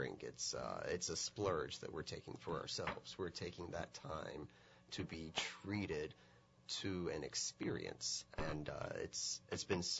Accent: Georgia, United States; moved away; I'm from Georgia originally

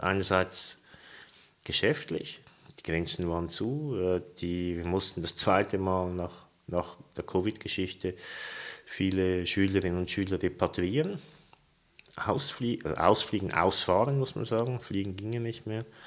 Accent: Zurich, Switzerland; moved away as an adult; also born or lived in St. Petersburg, Russia; now in Uster, Switzerland; obwohl ich in Zürich aufgewachsen bin

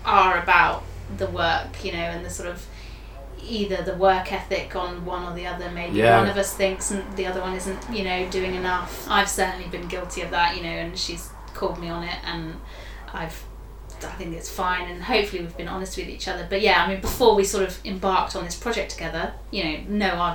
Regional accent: Haywards Heath, South East England, United Kingdom; accent: southeast England; I'm from Sussex. Lovely Sussex originally. We went to school down near a town called Haywards Heath

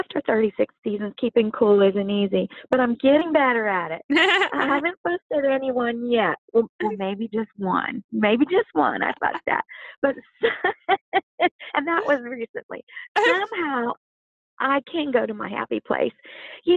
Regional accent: Louisiana, United States; growing up in Louisiana, I do have my favorites to cook.

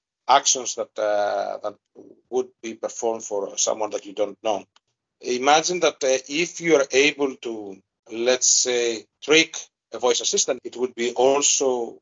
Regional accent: Greece; first language Greek; English is a second language; my native language. I'm a bit more fluent in Greek

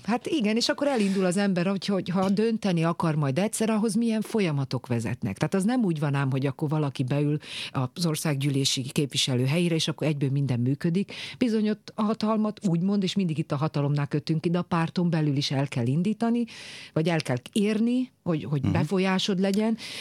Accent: Kiskunmajsa, Bács-Kiskun, Hungary; now in Budapest, Hungary; kis kumajsai maradok, tehát még volt szülő otthon, én ott születtem 1982-ben

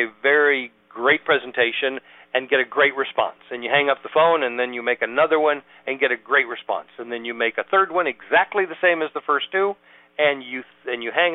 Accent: San Diego, California, United States; moved away as an adult; also born or lived in Reno, Nevada / Sausalito, California; now in Atlanta, United States; I'm from where you are now, San Diego. Was born and raised there

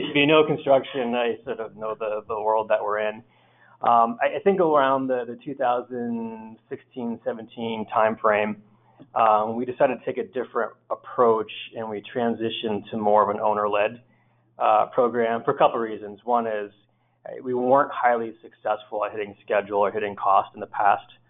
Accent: Northeast, United States; I grew up here in the Northeast

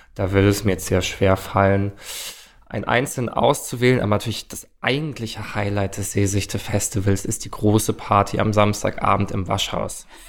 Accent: Stuttgart, Baden-Württemberg, Germany; moved away as an adult; now in Berlin, Germany; Ich komme ursprünglich aus Stuttgart, wohne jetzt aber seit sechseinhalb Jahren in Berlin

